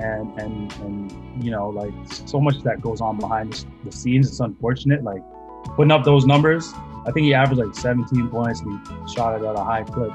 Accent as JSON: {"language": "English", "town": "Mississauga", "region": "Ontario", "country": "Canada", "tie": "born or raised there", "also_born_or_lived": "Burlington", "said": "growing up in Mississauga"}